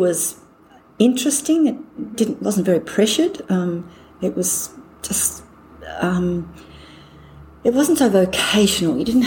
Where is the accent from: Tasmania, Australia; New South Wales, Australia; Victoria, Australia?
Tasmania, Australia; Launceston; also born or lived in Hobart, Australia / London, United Kingdom; I grew up in Launceston, the north of the state. Went to school there